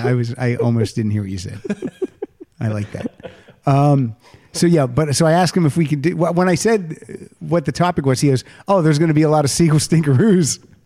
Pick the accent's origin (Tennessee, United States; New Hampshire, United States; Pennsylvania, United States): Pennsylvania, United States; Hollidaysburg; moved away; I was back in my hometown 2 weeks ago, Hollidaysburg, for my 35th high school reunion.